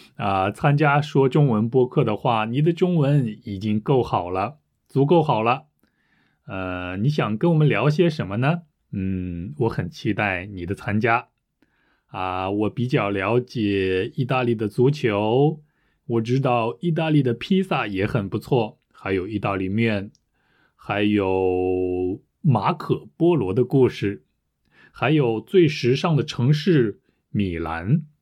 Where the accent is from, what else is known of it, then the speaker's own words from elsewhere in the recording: United Kingdom; first language English; Chinese is a second language; 我是英国人，我也会用我的母语